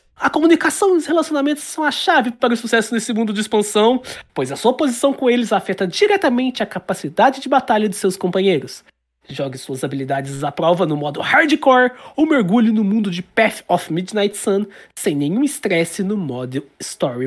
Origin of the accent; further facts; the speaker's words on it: Brazil; eu sou brasileiro